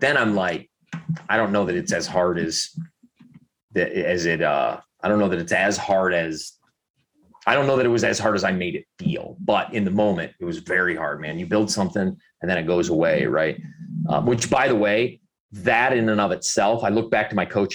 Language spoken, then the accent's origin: English; Southwest Michigan, United States; our house that I grew up in Southwest Michigan